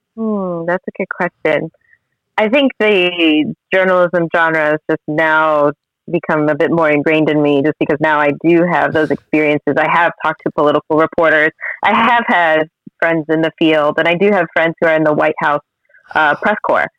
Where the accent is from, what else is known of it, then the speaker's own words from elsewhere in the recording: Florida, United States; I'm originally from Florida